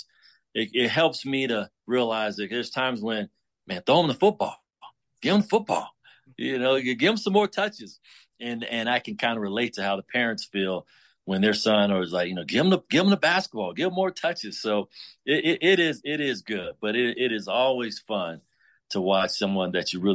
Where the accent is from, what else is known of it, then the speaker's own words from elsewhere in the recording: Chicago, Illinois, United States; moved away; growing up in Chicago